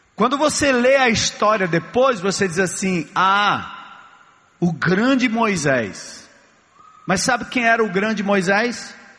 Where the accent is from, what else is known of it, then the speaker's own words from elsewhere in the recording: São Paulo, Brazil; Eu nasci na, em São Paulo